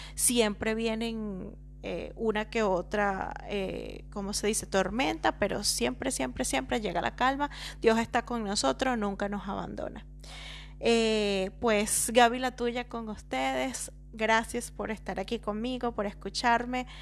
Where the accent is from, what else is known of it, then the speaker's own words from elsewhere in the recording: La Victoria, Aragua, Venezuela; moved away as an adult; yo soy venezolana de La Victoria, un pueblito hermoso, pequeñito, de dos calles